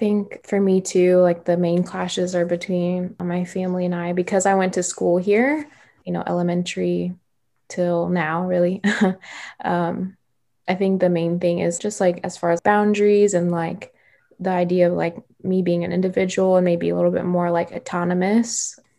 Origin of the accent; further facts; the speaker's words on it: Midwest, United States; growing up in the Midwest, there weren't many like other international communities.